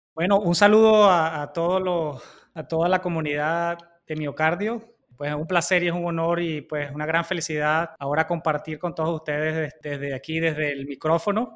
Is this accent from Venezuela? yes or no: yes; Venezuela; moved away as an adult; also born or lived in Cleveland, United States / Boston, United States; now in United States; Yo soy venezolano, hice mi escuela de medicina en Venezuela y Luego llegué a los Estados Unidos